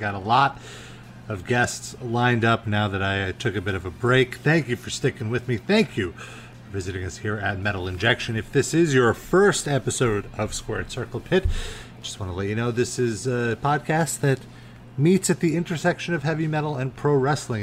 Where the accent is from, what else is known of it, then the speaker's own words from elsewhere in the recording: New York, United States; I'm a New Yorker